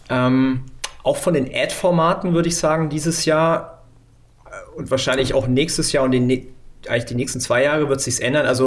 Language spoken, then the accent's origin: German; Neu-Ulm, Bavaria, Germany; born there; Äh, geborener Neu-Ulmer tatsächlich.